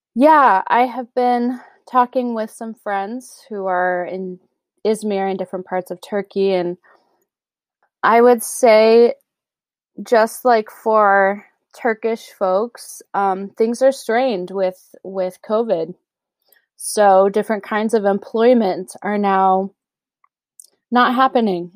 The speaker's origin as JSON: {"language": "English", "country": "United States", "said": "being an American"}